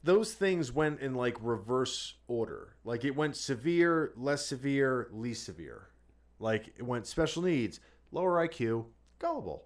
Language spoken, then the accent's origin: English; New Jersey, United States; we grew up in Jersey